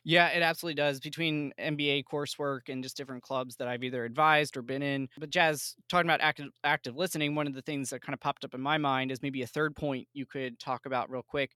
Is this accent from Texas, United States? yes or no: no; outside of Philadelphia, Pennsylvania, United States; I grew up outside of Philly